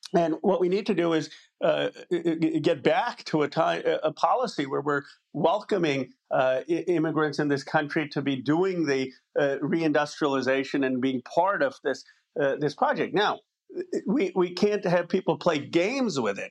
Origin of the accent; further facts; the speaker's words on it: Bucks County, Pennsylvania, United States; I grew up in Bucks County, Pennsylvania